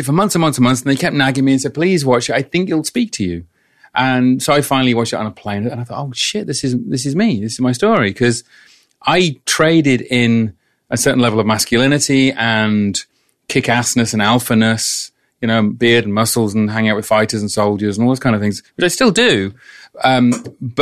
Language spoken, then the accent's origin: English; England, United Kingdom; because I'm English